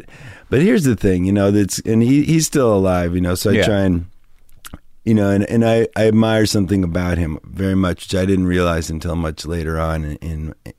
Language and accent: English; New Hampshire, United States; moved away as an adult; also born or lived in Ohio / Boston; I grew up in New Hampshire.